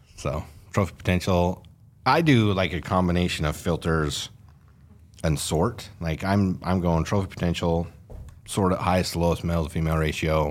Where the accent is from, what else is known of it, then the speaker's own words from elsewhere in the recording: Fillmore, Utah, United States; I grew up hunting in Fillmore, the Pavant Range up there.